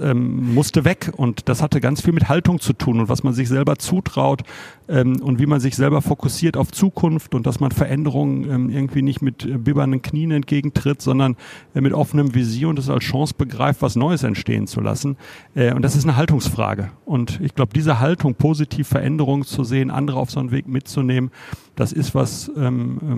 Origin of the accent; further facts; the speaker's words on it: Bochum, North Rhine-Westphalia, Germany; Ich habe immer in Bochum gewohnt, ich komme total aus Bochum.